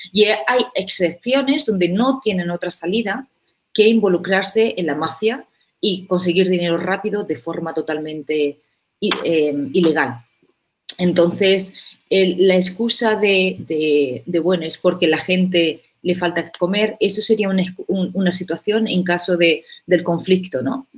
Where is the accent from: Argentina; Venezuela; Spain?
Spain; Úbeda, Andalusia; moved away as an adult; now in South Africa; colegio en, en Úbeda, que es de hecho la, mi ciudad natal